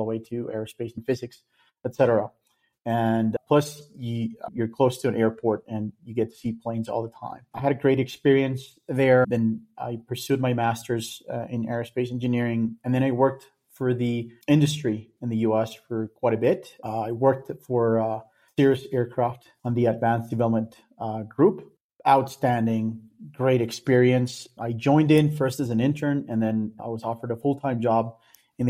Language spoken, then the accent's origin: English; Colombia; moved away as an adult; also born or lived in Daytona Beach, United States; I'm from Colombia